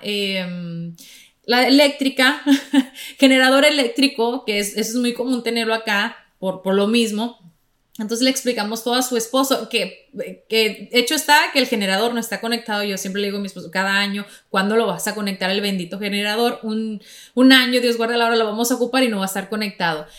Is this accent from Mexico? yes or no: yes; Sonora, Mexico; now in Florida, United States; en Sonora, que es donde yo nací, el estado, eh, en, el norte